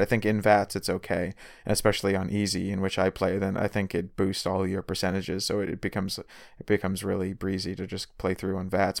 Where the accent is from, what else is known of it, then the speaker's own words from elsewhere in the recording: Boston area, Massachusetts, United States; I'm, I'm from Boston